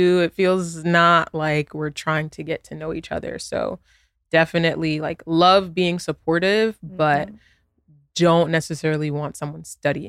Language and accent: English; New York, United States; I have siblings, you know, I'm from New York, you know, like we don't share the same experience in getting to know each other.